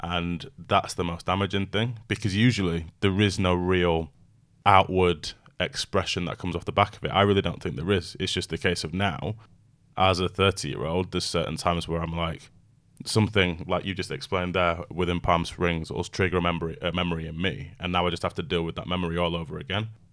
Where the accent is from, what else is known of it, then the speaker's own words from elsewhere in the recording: United Kingdom; I'm British by birth, but I'm British Jamaican